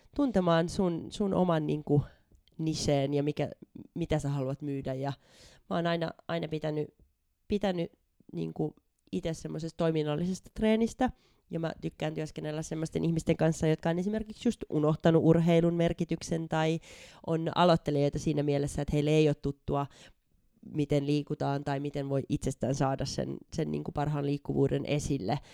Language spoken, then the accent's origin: Finnish; Hanko, Uusimaa, Finland; moved away as an adult; also born or lived in Budapest, Hungary / Copenhagen, Denmark / Germany / Sweden; now in Spain; alkuperäisesti ihan Hangosta, sieltä merenrannalta lähdin tuossa muutama vuosi sitten